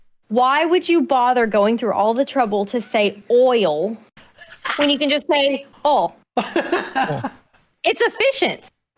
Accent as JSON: {"language": "English", "region": "Southern US", "country": "United States", "accent": "Southern"}